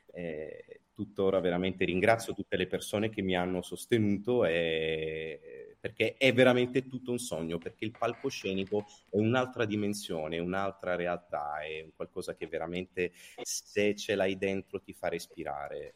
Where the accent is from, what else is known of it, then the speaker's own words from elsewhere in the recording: Calabria, Italy; io sono nato in Calabria, ho studiato al Conservatorio di Vipo Valencia